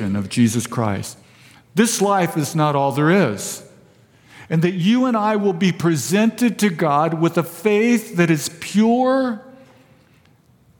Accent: Vista, California, United States; also born or lived in Fallbrook; I was born and raised in Vista

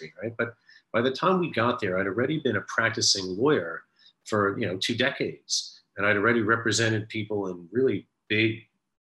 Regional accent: New York City, New York, United States; I grew up in New York City, went to public school in New York City, I went to Bronx Science

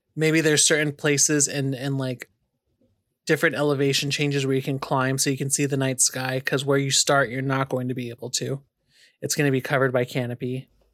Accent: California, United States; also born or lived in Arizona; now in North Carolina, United States; being born and raised in California, then living in Arizona in the desert, and then coming to North Carolina

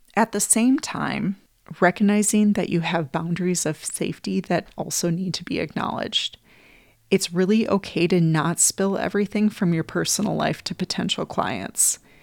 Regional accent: Wisconsin, United States; moved away; also born or lived in Minneapolis, Minnesota; I moved from Wisconsin, where I grew up

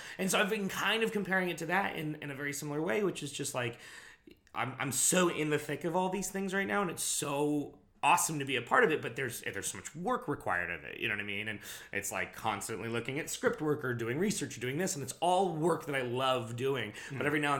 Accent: California, United States; moved away; we're all from California.

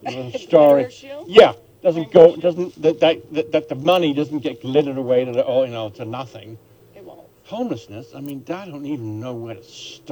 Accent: England, United Kingdom; now in United States; I grew up in England

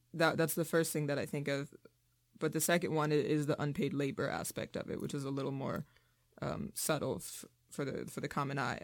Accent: Richmond, Virginia, United States; moved away as an adult; now in Massachusetts, United States; I'm from Richmond, Virginia, which is a really segregated city

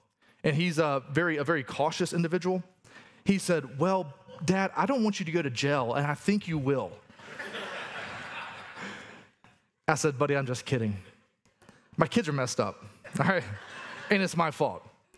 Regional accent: the South, United States; accent: Southern; Aramaic is not my first language, but Southern is

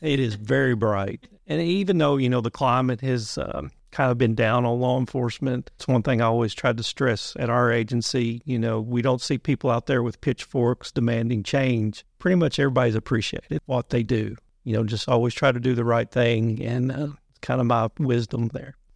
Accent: Muhlenberg County, Western Kentucky, United States; moved away; also born or lived in Berea, Kentucky; I'm originally from Muhlenberg County out in Western Kentucky

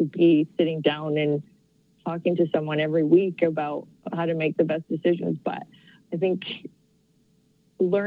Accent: Calgary, Alberta, Canada; I grew up here. I'm from Calgary.

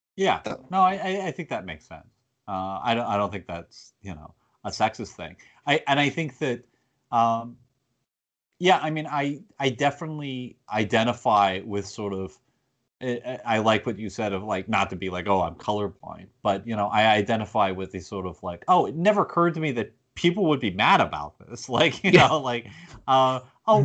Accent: United States; as an American

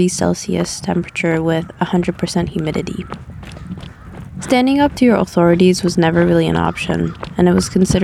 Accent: Japan; now in Ottawa, Canada; I'm from Japan

